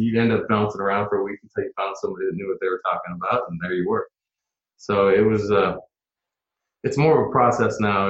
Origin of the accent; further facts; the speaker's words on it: Portland, Oregon, United States; also born or lived in Eugene, Oregon; I'm born and raised Portlander. I'm one of the originals.